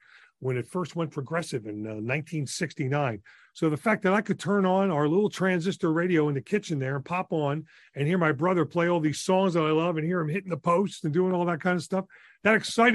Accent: Willingboro, New Jersey, United States; also born or lived in Bristol, Pennsylvania / Levittown, Pennsylvania / Olney, Philadelphia; when we moved to Willingboro, that's when I, you know, my formative years

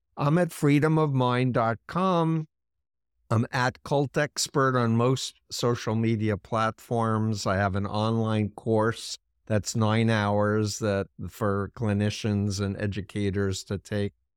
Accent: New York, United States; being a New Yorker who grew up one mile from Donald Trump's childhood home

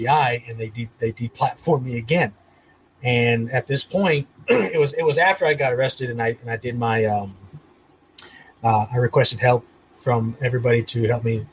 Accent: United States; I'm not Mexican, I'm American. I was born in the United States of America

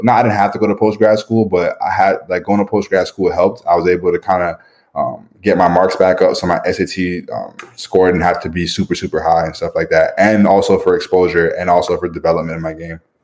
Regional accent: Canada; moved away; being Canadian

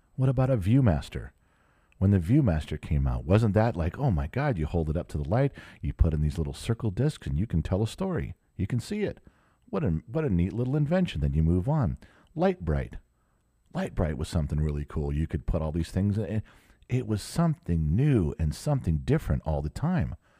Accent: Southern California, United States; I grew up in Southern California

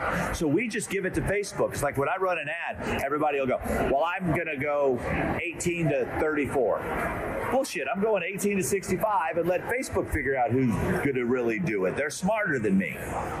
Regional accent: Canada; We're out from Canada, eh?

